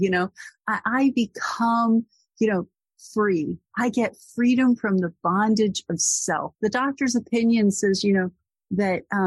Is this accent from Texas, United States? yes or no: yes; Corpus Christi, Texas, United States; moved away as an adult; now in Boston, United States; I'm from Corpus Christi, Texas